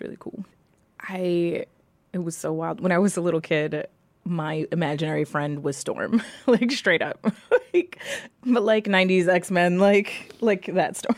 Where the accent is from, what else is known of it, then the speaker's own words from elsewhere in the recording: New York City, New York, United States; I grew up in New York City